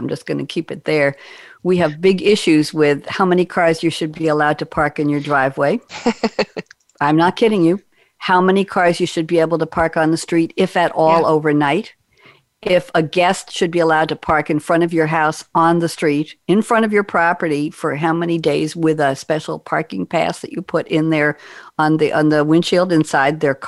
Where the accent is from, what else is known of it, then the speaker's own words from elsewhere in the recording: Long Island, New York, United States; I grew up on Long Island